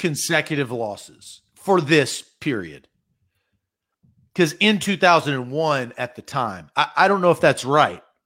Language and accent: English; Nashville, Tennessee, United States; I was born in Nashville